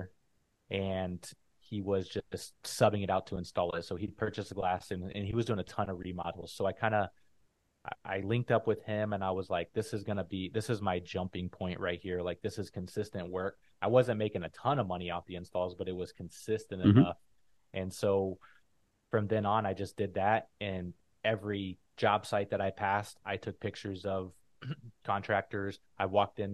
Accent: Phoenix, Arizona, United States; moved away as an adult; also born or lived in San Diego; I grew up in Phoenix, Arizona

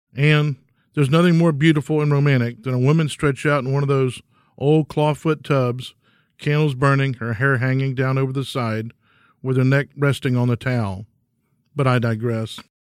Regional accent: Bellaire, Texas, United States; I grew up in Bel Air, Texas

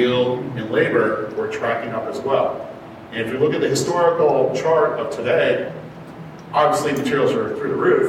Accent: Chicago, Illinois, United States; moved away; I'm from Chicago originally

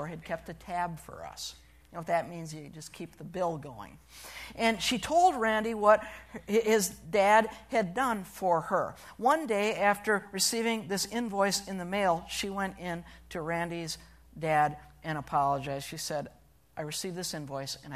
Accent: Sturgeon Bay, Wisconsin, United States; moved away; Sturgeon Bay, my hometown

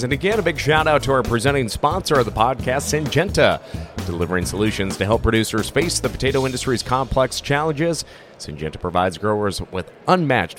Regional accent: Montana, United States; I'm from the Northern Plains up in Montana

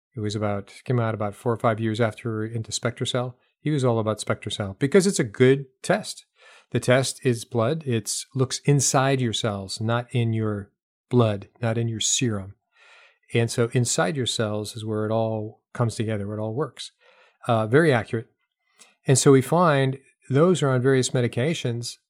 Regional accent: New Hampshire, United States; now in the South, United States; I grew up in New Hampshire

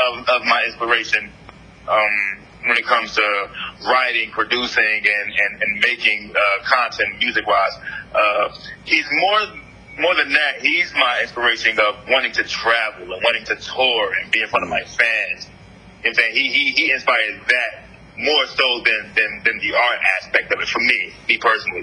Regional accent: Newark, New Jersey, United States; now in Tallahassee, United States; I'm originally from Jersey. You know what I'm saying? I'm from Newark

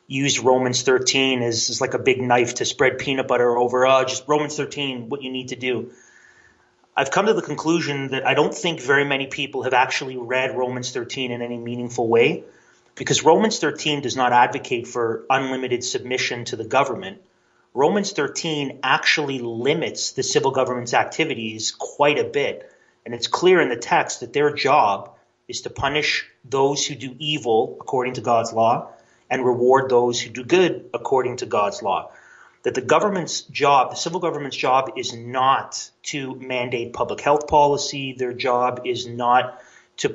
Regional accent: Canada; a Canadian who is very interested in American history

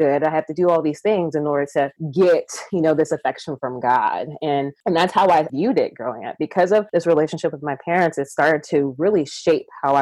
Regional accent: Georgia, United States; I was born here in Georgia, and I am the child of two Nigerian immigrants

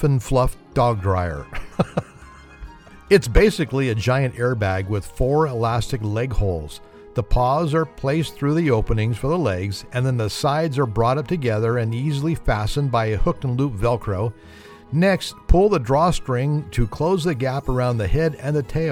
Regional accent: California, United States; I'm from California

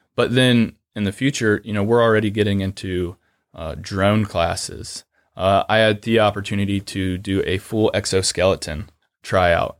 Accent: Lucas, Ohio, United States; originally I'm from a really small town of Lucas, which is just outside of Mansfield

